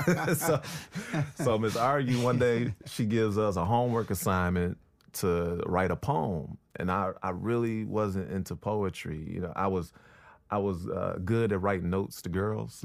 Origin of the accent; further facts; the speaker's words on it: Chicago, Illinois, United States; moved away; also born or lived in Brooklyn; from Chicago